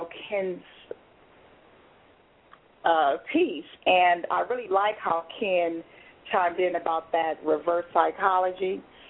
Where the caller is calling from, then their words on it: Ontario, Canada; Hi. This is …. I'm calling from Ontario.